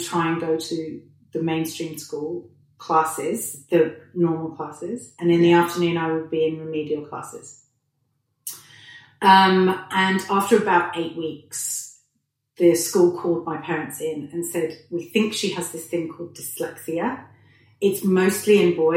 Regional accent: Hertfordshire and Essex, East of England, United Kingdom; accent: British; moved away; we lived in a really lovely pocket of Hertfordshire and Essex in the UK. I'm British for anybody who hasn't picked up on the accent. It's fairly strong still.

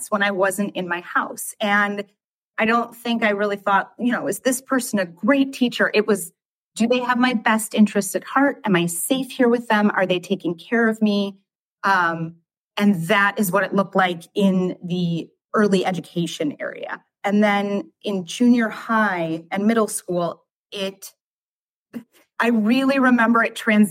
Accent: Wilmette, Illinois, United States; also born or lived in Michigan / Lake Bluff, Illinois; I grew up in Michigan and then moved to Wilmette when I was nine

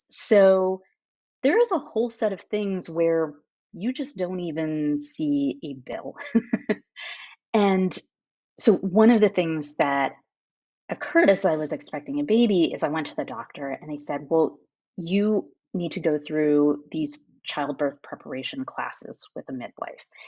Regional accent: United States; moved away as an adult; now in France; as an American

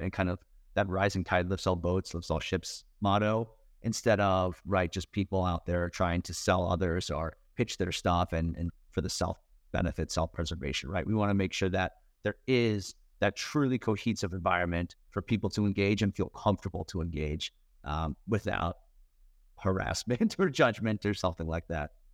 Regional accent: Westchester, New York, United States; grew up in Westchester, just north

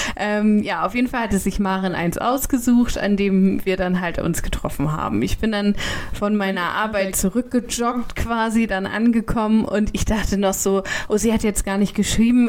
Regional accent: Kiel, Schleswig-Holstein, Germany; meine Heimat

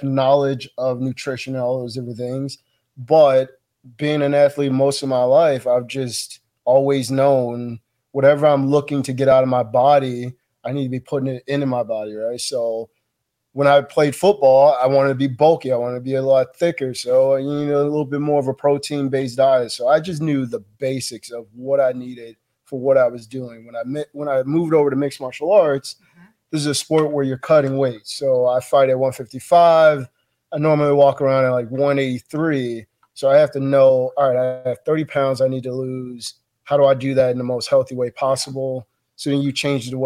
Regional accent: Chicago, Illinois, United States; born or raised there; moved away

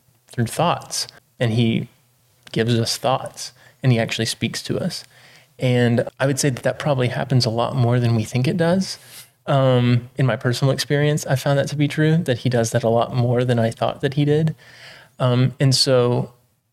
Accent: East Texas, United States; I grew up in East Texas

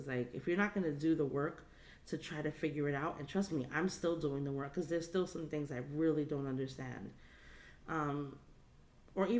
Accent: New York City, New York, United States; growing up in the Bronx

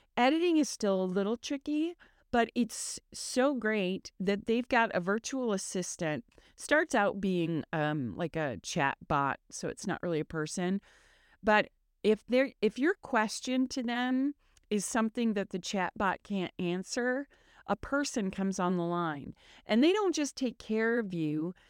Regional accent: Michigan, United States; moved away; I grew up in Michigan

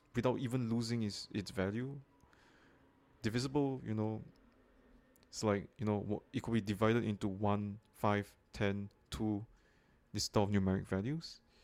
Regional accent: Singapore; a Bitcoin investor and enthusiast, originally from Singapore

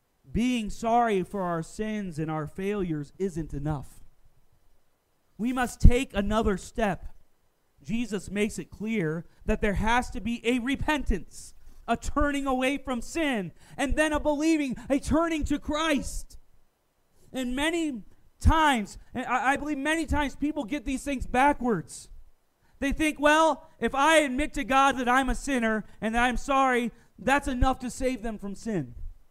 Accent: the South, United States; Now, most of my teenage years, I grew up in the Bible Belt. South Carolina, North Carolina, Georgia.

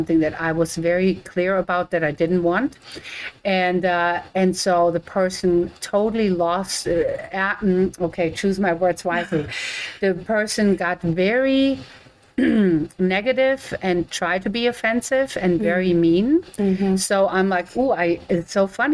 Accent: Germany; now in United States; I'm from Germany

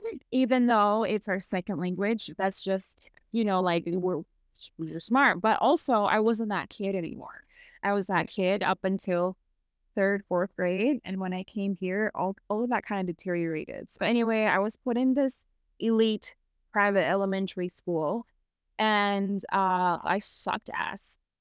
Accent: United States; accent: American; moved away; my American accent

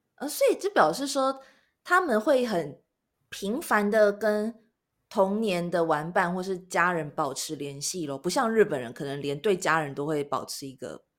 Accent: Taiwan; moved away; 我是台湾人

